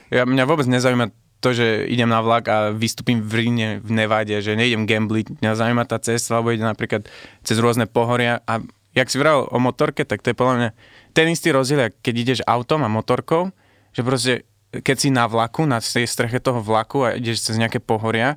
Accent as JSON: {"language": "Slovak", "country": "Libya", "tie": "born or raised there", "also_born_or_lived": "Netherlands / England", "moved": "yes", "lives_now": "Slovakia", "said": "keďže som sa tu narodil a potom som vyrastal v Líbii, ešte som zo Sýrie"}